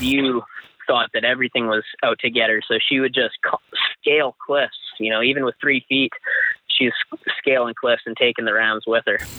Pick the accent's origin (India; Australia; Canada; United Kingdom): Canada; Chase, British Columbia; I grew up in this small town in south central BC